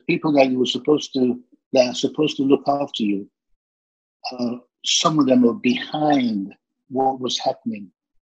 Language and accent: English; London, United Kingdom; Yeah, you're right, Southeast London.